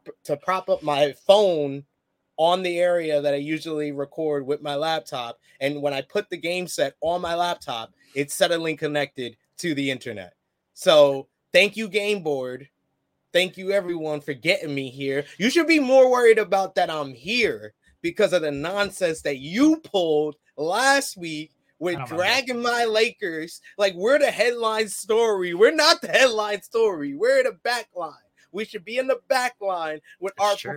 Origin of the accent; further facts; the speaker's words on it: New York, United States; I'm from New York